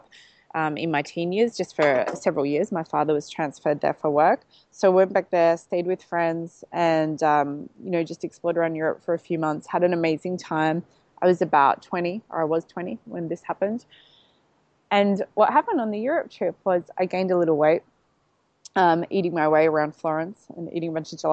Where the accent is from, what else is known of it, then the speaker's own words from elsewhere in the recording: Melbourne, Victoria, Australia; now in Gold Coast, Australia; I'm from Melbourne originally, but transplanted up to the Gold Coast